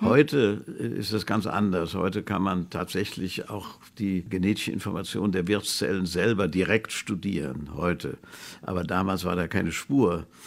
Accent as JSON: {"language": "German", "town": "Hofheim am Taunus", "region": "Hesse", "country": "Germany", "tie": "born or raised there", "said": "wie sie uns als Kinder auf den Kapellenberg in Hofheim im Taunus mit Jeeps hochgezogen haben"}